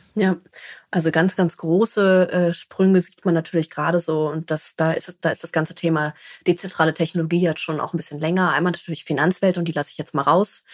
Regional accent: Berlin, Germany; Also ich komme aus Berlin

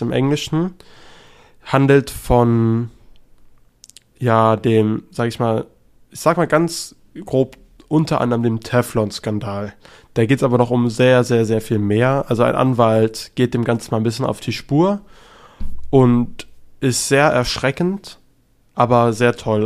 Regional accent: Germany; als Deutscher

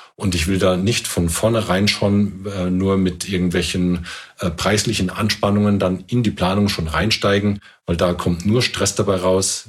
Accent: Germany; bei uns in Deutschland

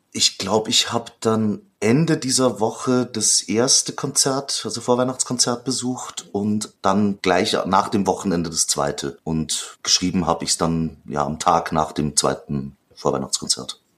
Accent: Austria; Ich komme zwar aus der, aus der Gegend, also auf der österreichischen Seite

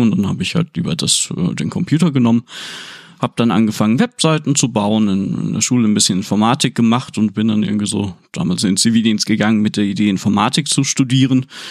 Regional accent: Aurich, Lower Saxony, Germany; moved away; also born or lived in Oldeborg; damals ganz früh noch in Oldeborg, da bei Engerhafe und so weiter. Äh, später dann glücklicherweise in Aurich direkt

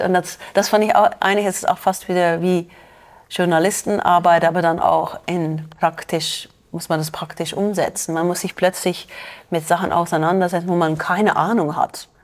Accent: Belgium; German is a second language; moved away as an adult; now in Zürich, Switzerland; in Belgien ist das ziemlich normal. Ja, wir sind auch ein kleines Land

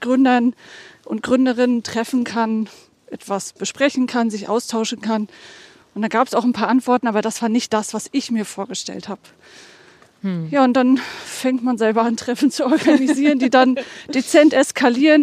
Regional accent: Mecklenburg-Vorpommern, Germany; moved away; nach der Rückkehr nach Mecklenburg-Vorpommern

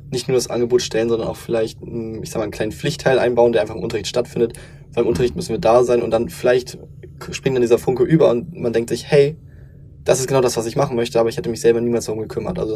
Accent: Lower Saxony, Germany; also ich komme aus Niedersachsen, 13 Jahre dann zur Schule gegangen sind

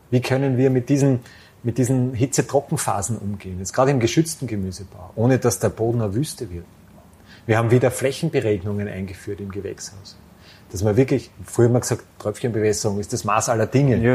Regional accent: Styria, Austria; ja, ich komme aus dem Ennstal.

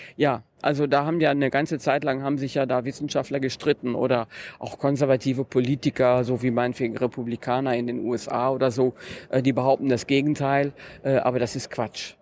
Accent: North Rhine-Westphalia, Germany; Vom Niederrhein

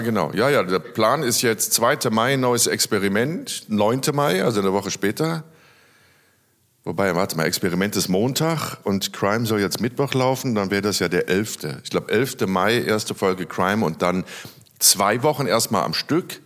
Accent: Rhineland, Germany; wie man bei uns im Rheinland sagt

